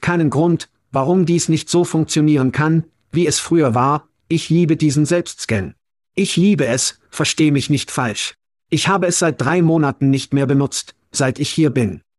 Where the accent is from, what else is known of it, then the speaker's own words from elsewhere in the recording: United States; moved away as an adult; also born or lived in Europe; Als Amerikaner